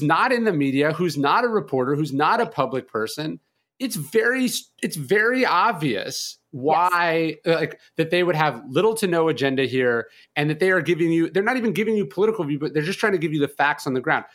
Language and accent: English; California, United States; also born or lived in New Orleans; now in Bastrop, United States; I'm from California, so I moved to New Orleans